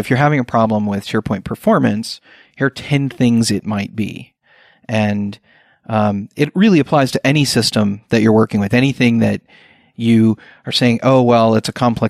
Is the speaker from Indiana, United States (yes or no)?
yes; Indianapolis, Indiana, United States; coming to my hometown